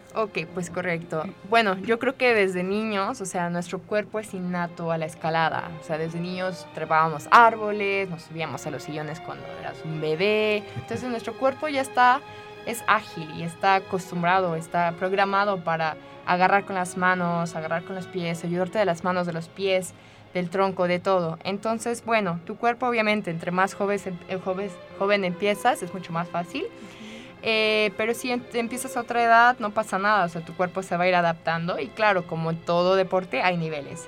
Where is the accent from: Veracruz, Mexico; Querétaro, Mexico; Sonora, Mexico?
Querétaro, Mexico; moved away as an adult; also born or lived in France; now in United Arab Emirates; soy mexicana, soy de Querétaro, pero ya hace 11 años que no estoy aquí